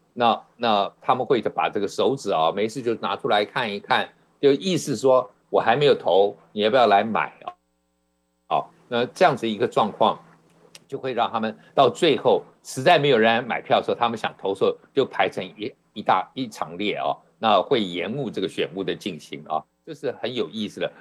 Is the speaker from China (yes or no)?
no; Taiwan; 我从台湾来